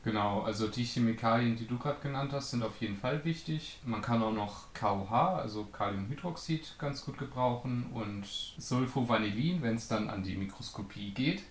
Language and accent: German; Northern Germany, Germany; ich komme aus dem Norden.